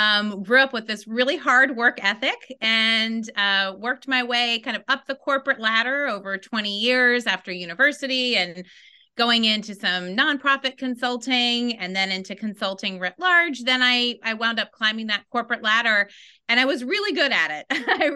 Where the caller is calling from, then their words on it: Washington, District of Columbia, United States; I am calling in from Washington, D.C. this morning.